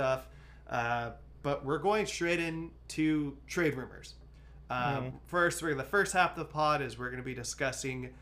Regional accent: Antioch, California, United States; I'm from Antioch

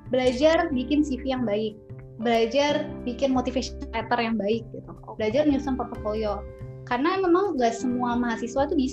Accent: Boston, Massachusetts, United States; also born or lived in San Antonio; now in Indonesia; di gue lahir di San Antonio di Texas, tapi gue oh. mostly di Boston.

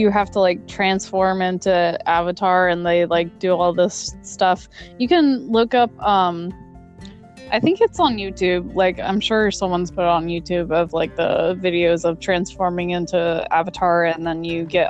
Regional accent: Oregon, United States; I'm from Oregon

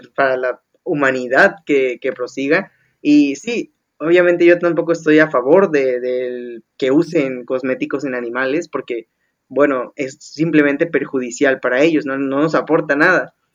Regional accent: Veracruz, Mexico; Yo como jarocho veracruzano

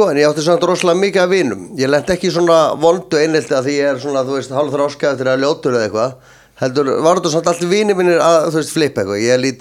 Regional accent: Reykjavík, Capital Region, Iceland; ég er alinu upp ég fæðist í Möðrufelli 1980 fæðist ég á landsbytalunum Reykjavík bý í maðurufell í fjóra mánuð ára mammin og pappi og sískinu mín flytja í hólana bregðaltið

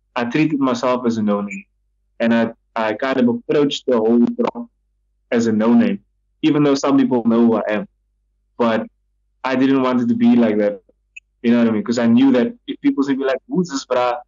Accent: Cape Town, Western Cape, South Africa; I come from Mitchell's Plain, my family's from Mitchell's Plain

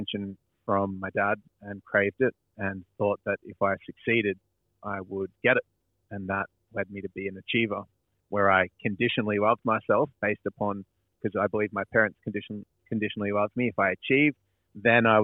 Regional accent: Dingley Village, Victoria, Australia; Dingley Village, which is a cute little kind of bogan town. Village? It's like, it's in the metropole, but it's like near Frankston in Melbourne

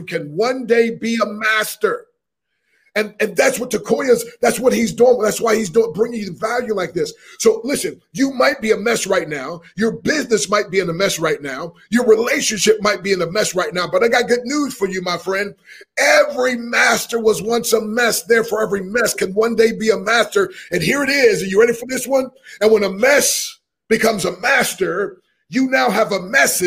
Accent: Harrisburg, Pennsylvania, United States; I grew up in Harrisburg, Pennsylvania

